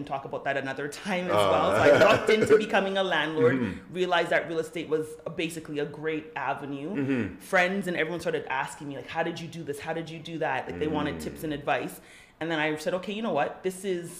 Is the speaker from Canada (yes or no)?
yes; Toronto, Ontario, Canada; I grew up in Galloway